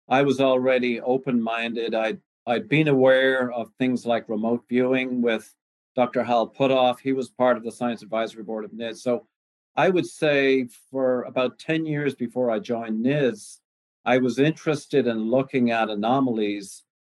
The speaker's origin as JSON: {"language": "English", "country": "Ireland", "also_born_or_lived": "Canada", "moved": "yes", "lives_now": "United States", "said": "I came over from Ireland with a potato in my pocket there about 35 years ago started in Canada and worked my way in various areas of cancer research. Ended up in the United States in the early 90s"}